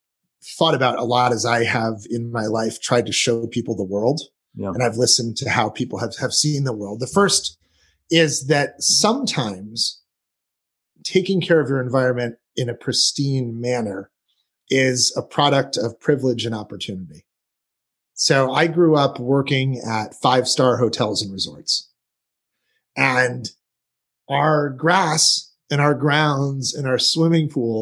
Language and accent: English; New Hampshire, United States; also born or lived in St Andrews, Scotland; I grew up in New Hampshire, where I am today